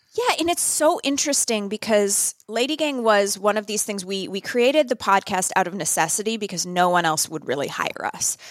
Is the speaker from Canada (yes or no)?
yes; Northern Canada, Canada; moved away; also born or lived in New York; I grew up in Northern Canada